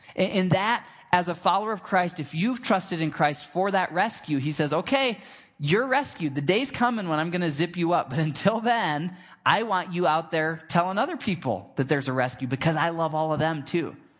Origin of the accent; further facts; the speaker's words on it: Michigan, United States; I grew up in Michigan and we had this big old grapevine in our backyard